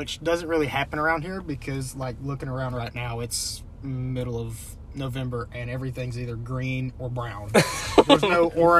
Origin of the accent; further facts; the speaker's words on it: Louisiana, United States; I was born in Louisiana.